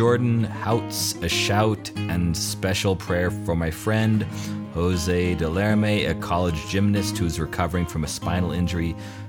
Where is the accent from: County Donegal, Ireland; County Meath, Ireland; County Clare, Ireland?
County Meath, Ireland; I'm Irish.